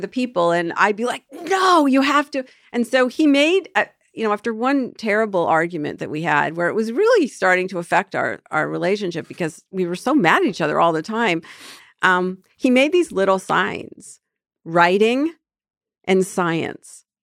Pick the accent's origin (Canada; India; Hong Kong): Canada; moved away; I'm from Canada